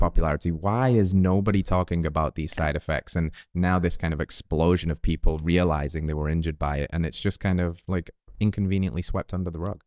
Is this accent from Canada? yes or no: no; England, United Kingdom; now in United States; the English person in America